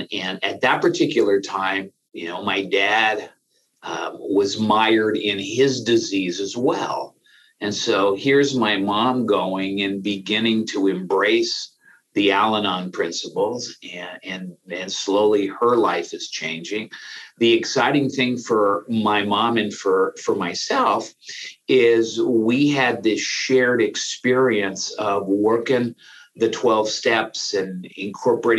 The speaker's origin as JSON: {"language": "English", "town": "San Francisco", "region": "California", "country": "United States", "tie": "born or raised there", "said": "I grew up in San Francisco"}